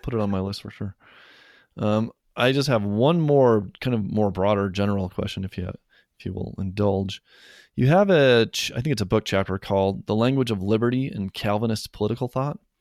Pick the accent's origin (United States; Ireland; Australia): United States; Western Colorado; I grew up in Western Colorado